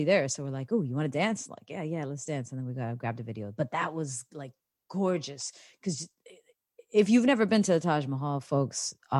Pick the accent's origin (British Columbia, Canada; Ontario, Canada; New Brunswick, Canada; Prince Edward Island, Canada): Ontario, Canada; Toronto; I come from Toronto and we have some pretty cold winters